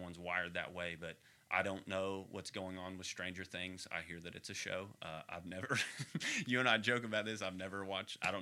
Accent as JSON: {"language": "English", "region": "Texas", "country": "United States", "also_born_or_lived": "Arkansas", "moved": "yes", "said": "I am a Texan"}